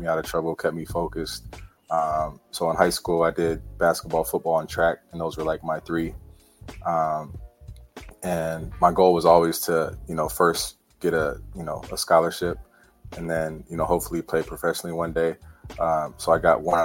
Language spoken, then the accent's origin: English; Altadena, California, United States; also born or lived in Los Angeles; I was born in Los Angeles, raised in Altadena, Pasadena area.